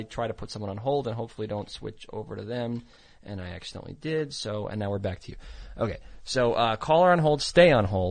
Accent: New Jersey, United States; I'm from North Jersey. I say how you doing

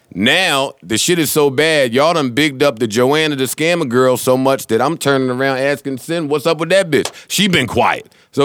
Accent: New Jersey, United States; I'm from New Jersey, and I'm 36.

